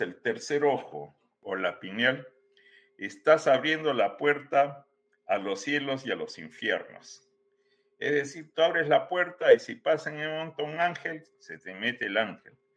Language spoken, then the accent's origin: Spanish; Peru; moved away as an adult; also born or lived in Guadalajara, Mexico; now in United States; yo soy eh, peruano de origen, ¿no? Pero diría que he caminado mucho tiempo en muchos lados del planeta.